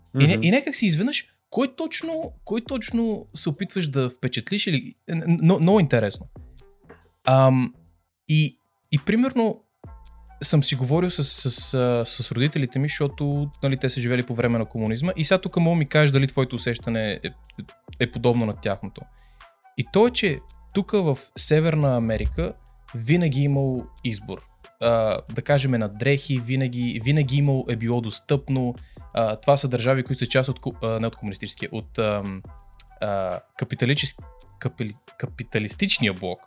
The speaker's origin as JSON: {"language": "Bulgarian", "country": "Bulgaria", "moved": "yes", "said": "ние ето идваме от България"}